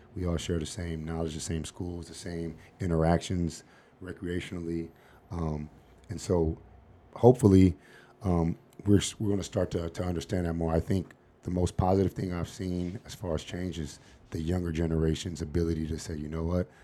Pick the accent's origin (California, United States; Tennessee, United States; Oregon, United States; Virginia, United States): California, United States; Los Angeles; moved away as an adult; also born or lived in Seattle, Washington; now in Phoenix, United States; growing up in South Central L